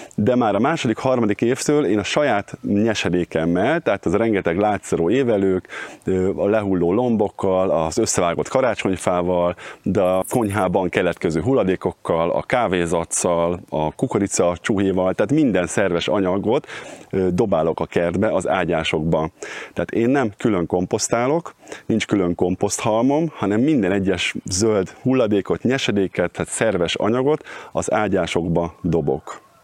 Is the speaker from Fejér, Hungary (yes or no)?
no; Cegléd, Pest, Hungary; moved away as an adult; also born or lived in Budapest; now in Pilisszentkereszt, Hungary; Vidéken nőttem föl Cegléden, és Pestre kerültem a Kertészeti Egyetemre